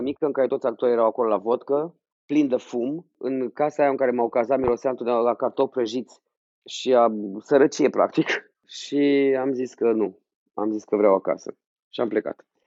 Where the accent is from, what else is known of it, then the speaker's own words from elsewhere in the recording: Iași, Iași County, Romania; am și fost, cât de mic eram în Iași, clasa 4 nu? Atunci m-a prins Revoluția pe mine